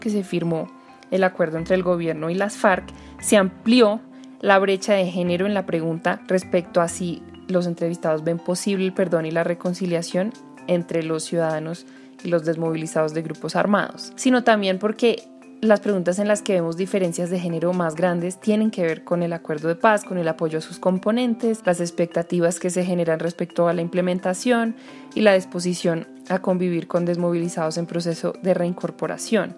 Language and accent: Spanish; Colombia; como investigadora y como mujer colombiana